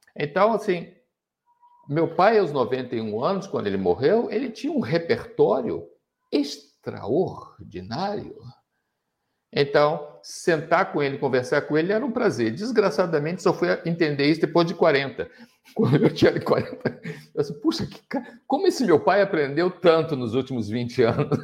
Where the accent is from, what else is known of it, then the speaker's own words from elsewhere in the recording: Rio de Janeiro, Brazil; now in Joinville, Brazil; Eu moro em Joinville, eu sou carioca